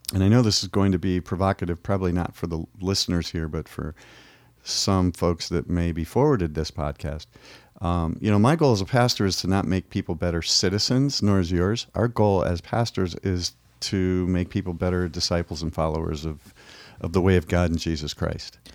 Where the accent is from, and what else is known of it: United States